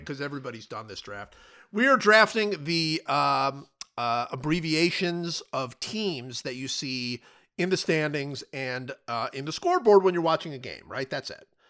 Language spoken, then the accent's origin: English; United States; as an American